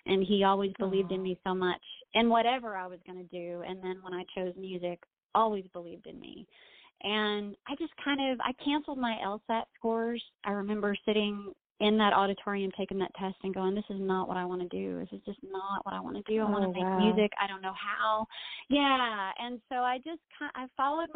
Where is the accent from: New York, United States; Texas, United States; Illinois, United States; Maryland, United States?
Texas, United States; growing up in Texas